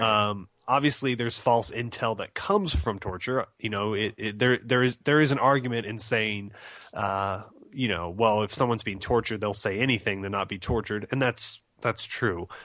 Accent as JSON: {"language": "English", "country": "United States", "said": "as an American"}